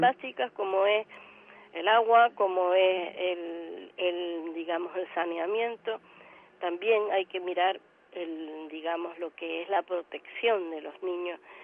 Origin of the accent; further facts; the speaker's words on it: Canary Islands, Spain; siendo como somos Canarias